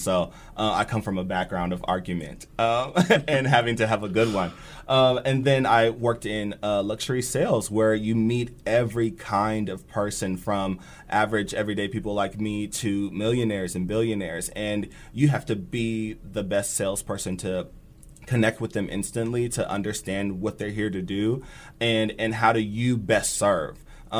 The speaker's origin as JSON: {"language": "English", "town": "Bellevue", "region": "Nebraska", "country": "United States", "tie": "born or raised there", "also_born_or_lived": "Germany", "said": "My dad was in the Air Force, so I was born in Germany. We moved around quite a bit. But I did most of my education in Bellevue"}